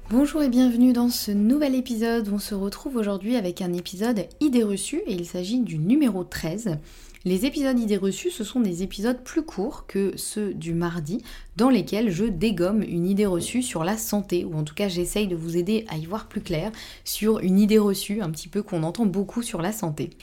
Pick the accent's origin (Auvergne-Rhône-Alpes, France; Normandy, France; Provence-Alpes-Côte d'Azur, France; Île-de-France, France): Normandy, France; je suis normande